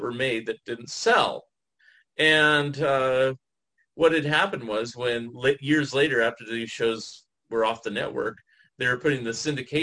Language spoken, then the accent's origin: English; San Francisco Bay Area, California, United States; I grew up in the Bay, San Francisco Bay Area